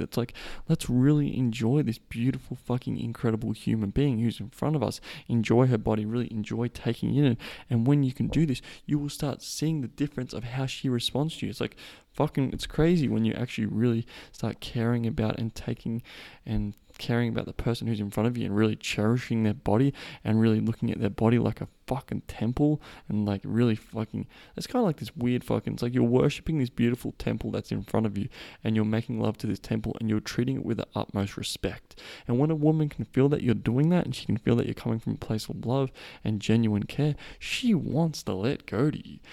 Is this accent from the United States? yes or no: no; Australia; I am Australian